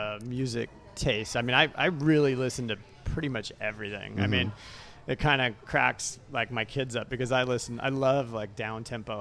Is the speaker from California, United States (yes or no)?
yes; Sacramento, California, United States; I'm a native Sacramentan. So I grew up in South Sacramento.